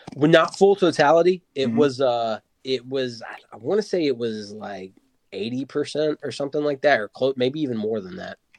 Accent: Wilmington, North Carolina, United States; That's where I'm born and raised in Wilmington, North Carolina.

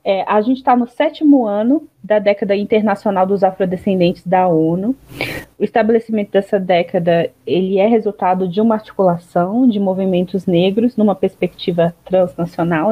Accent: Brasília, Federal District, Brazil; Eu mesmo cresci em Brasília

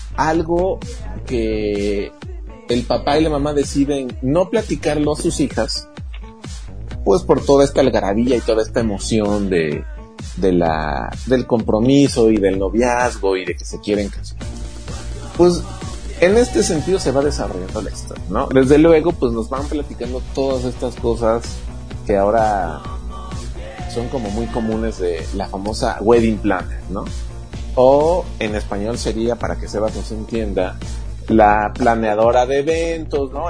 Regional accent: Mexico; nosotros, que somos mexicanos

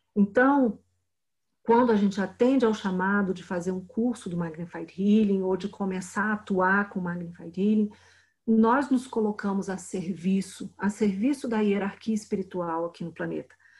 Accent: Brasília, Federal District, Brazil; Eu sou de Brasília

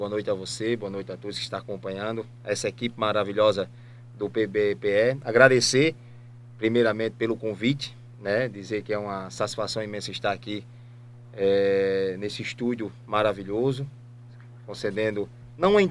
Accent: Pedras de Fogo, Paraíba, Brazil; also born or lived in Santa Rita / Juripiranga / Ceará; now in João Pessoa, Brazil; tem 36 anos. É, sou aqui de Pedras de Fogo, da zona rural é, do sítio Una de São José, nasci em Santa Rita, onde mora meu pai hoje, meu pai Inácio. E aos 12 anos de idade, eu fui morar em Juripiranga.

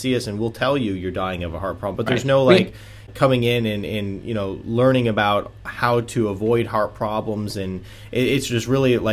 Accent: Michigan, United States; moved away as an adult; also born or lived in Atlanta, Georgia; moving back to where I grew up in Michigan

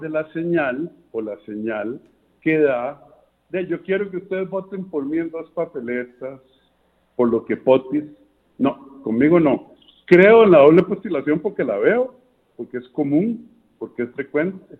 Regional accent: Costa Rica

